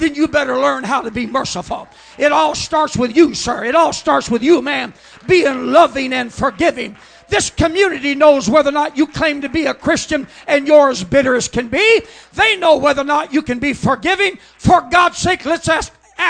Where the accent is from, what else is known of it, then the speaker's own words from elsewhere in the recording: Oregon, United States; I was born in Oregon